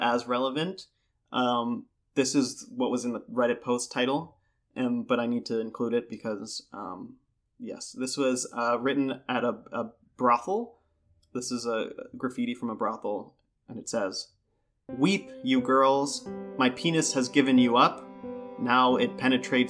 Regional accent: United States; as an American

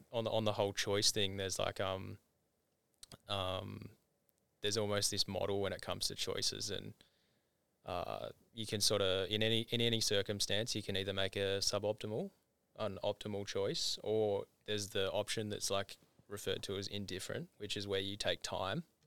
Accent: Tasmania, Australia; moved away; growing up in Tassie

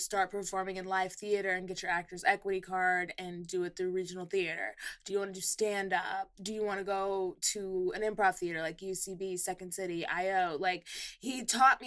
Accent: Texas, United States; moved away as an adult; also born or lived in Pittsburgh; now in Los Angeles, United States; I am from Texas as well.

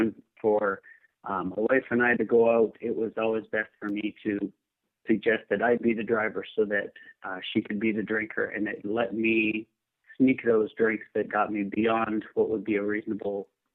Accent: Canada; moved away as an adult; also born or lived in Davis, California; now in Seattle, United States; I grew up in Canada, and my wife and I moved down

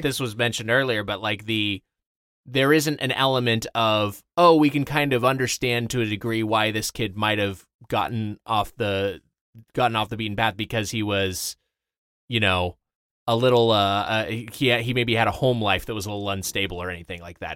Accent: Lakewood, California, United States; I'm from, uh, Lakewood, California, so SoCal

